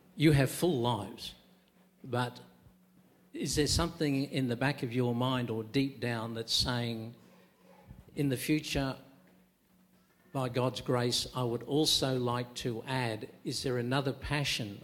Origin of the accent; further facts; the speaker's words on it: Queensland, Australia; I'm a Queenslander